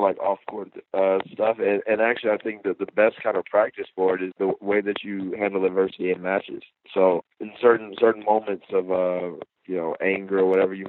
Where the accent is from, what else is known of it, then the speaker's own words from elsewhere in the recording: Atlanta, Georgia, United States; my hometown of Atlanta